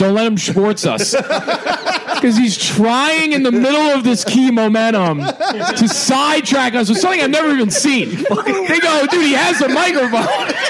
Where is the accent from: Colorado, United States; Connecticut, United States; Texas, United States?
Connecticut, United States; No, I'm from Connecticut.